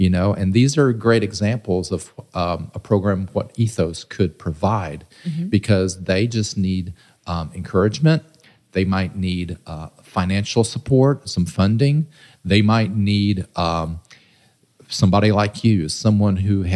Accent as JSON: {"language": "English", "region": "Southern Illinois", "country": "United States", "tie": "born or raised there", "said": "I'm from Southern Illinois and was raised probably about 20 miles from here"}